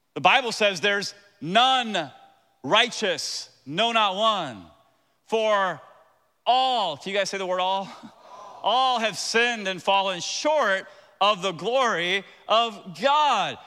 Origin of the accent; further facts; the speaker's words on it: Tampa, Florida, United States; moved away; I am from Tampa. Very proud of it. My dad used to park cars